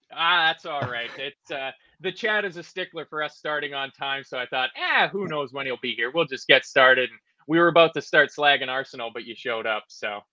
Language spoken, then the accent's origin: English; Canada; being Canadian